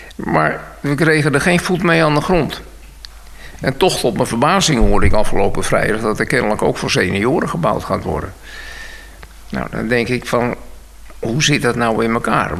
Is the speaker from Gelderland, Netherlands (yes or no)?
no; Bussum, North Holland, Netherlands; moved away as an adult; also born or lived in Weesp / Edam-Volendam / Oegstgeest / Noordwijk; now in Nieuwpoort, Netherlands; Ik ben geboren in Bussum. En uh, Bussum op school gegaan